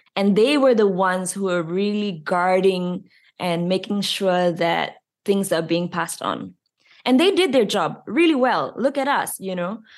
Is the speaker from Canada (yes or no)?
no; Malaysia; In schools, we are taught English and Bahasa Malaysia